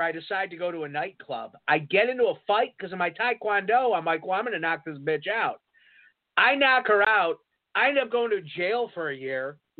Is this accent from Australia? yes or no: no; United Kingdom; born there; I was born in Britain. I was a lady. I was born in Britain.